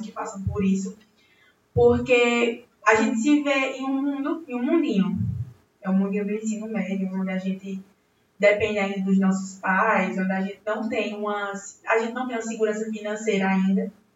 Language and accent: Portuguese; Belo Jardim, Pernambuco, Brazil; nascida e criada aqui em Belo Jardim, na nossa querida Belo Jardim